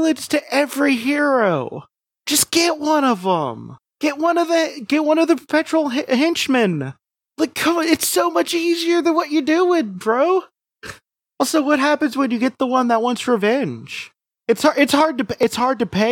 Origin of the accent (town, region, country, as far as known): United States